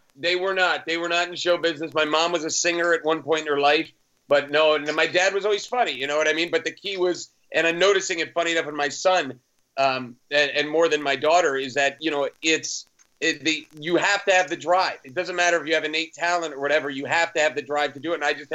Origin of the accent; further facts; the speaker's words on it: Hunterdon County, New Jersey, United States; moved away as an adult; also born or lived in Red Bank, New Jersey / New York City; now in Los Angeles, United States; I grew up in Hunterdon County